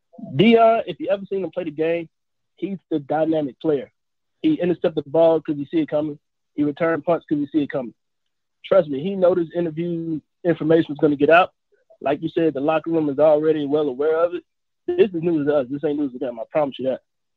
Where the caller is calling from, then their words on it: Jackson, Mississippi, United States; I'm calling from Jackson. Jackson State alumni.